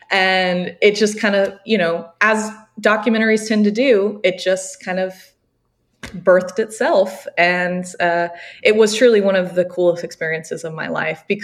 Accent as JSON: {"language": "English", "region": "the South", "country": "United States", "said": "And we were sitting there and I'm looking at the map because I'm from the South, so I don't really know that part of the country very well."}